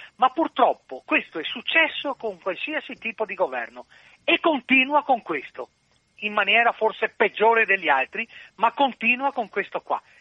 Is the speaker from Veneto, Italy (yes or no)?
yes; Venice, Veneto, Italy; essendo veneziano